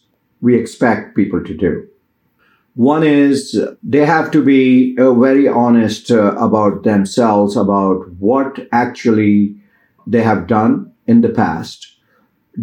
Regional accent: India; moved away as an adult; now in United States; I came from Indian culture

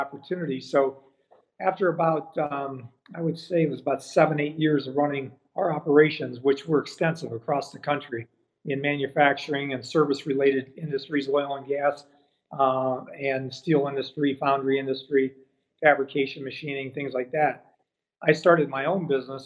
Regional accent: Lorain, Ohio, United States; I grew up in Lorain, Ohio, which is on the west side of Cleveland.

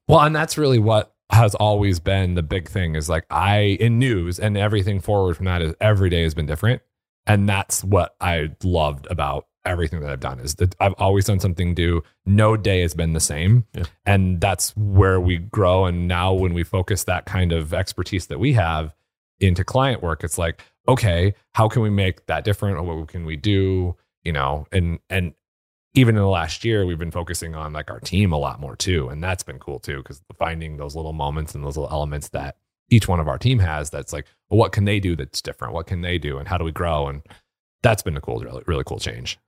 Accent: White Sulphur Springs, Montana, United States; now in Michigan, United States; I grew up in Montana, so big sky country.

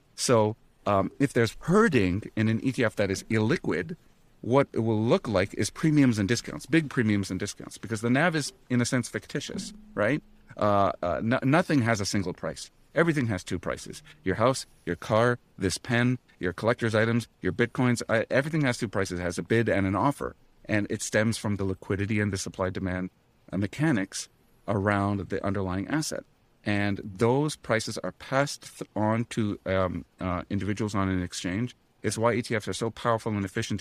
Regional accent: Ottawa, Ontario, Canada; moved away; in Ottawa right now, my hometown

